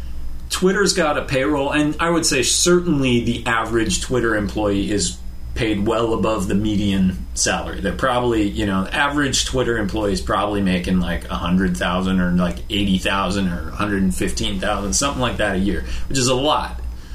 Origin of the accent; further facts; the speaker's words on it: San Francisco, California, United States; born there; I was born in San Francisco.